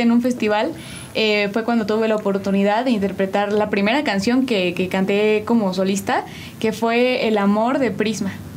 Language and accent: Spanish; State of Mexico, Mexico; now in San Juan del Río, Mexico; yo soy originaria del Estado de México, pero llevo ya muchísimo tiempo viviendo aquí en San Juan del Río